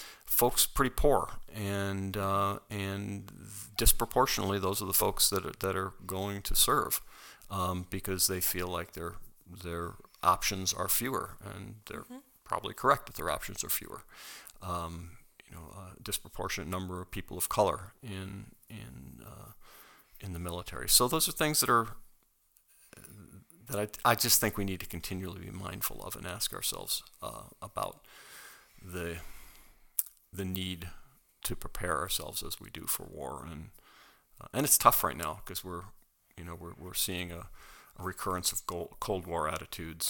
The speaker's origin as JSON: {"language": "English", "country": "United States", "said": "as an American"}